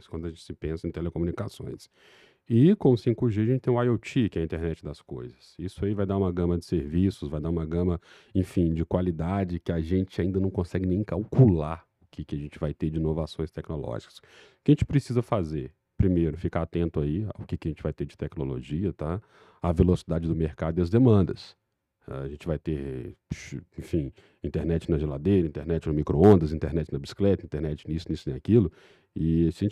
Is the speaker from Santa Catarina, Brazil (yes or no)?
no; Belo Horizonte, Minas Gerais, Brazil; mineiro mesmo. Mineiro mesmo de Belzonte